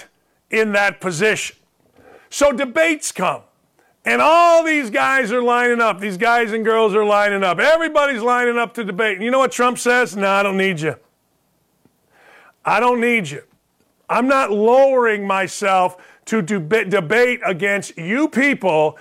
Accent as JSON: {"language": "English", "town": "Gary", "region": "Indiana", "country": "United States", "tie": "born or raised there", "moved": "yes", "said": "I grew up in Gary, Indiana"}